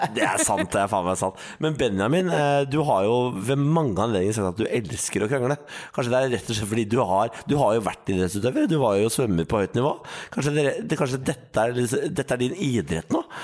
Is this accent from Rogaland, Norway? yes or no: no; Østfold, Norway; jeg er fra Østfold